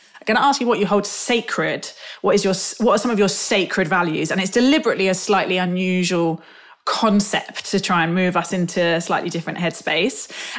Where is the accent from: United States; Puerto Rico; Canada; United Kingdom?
United Kingdom; London; I'm from South London, and therefore my geography of that area is patchy.